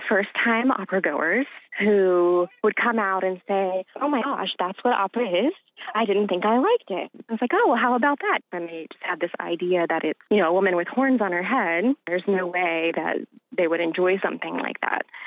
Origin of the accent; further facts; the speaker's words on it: Eastern Shore, United States; that's where I grew up was on the Eastern Shore.